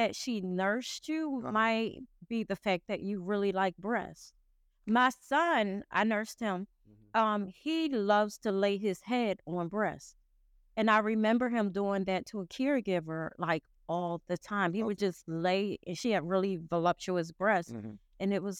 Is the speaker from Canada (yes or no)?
no; Philadelphia, Pennsylvania, United States; I am.